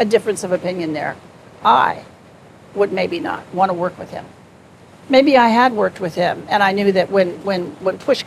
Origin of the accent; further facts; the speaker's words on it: Wichita, Kansas, United States; moved away as an adult; I was from Wichita, Kansas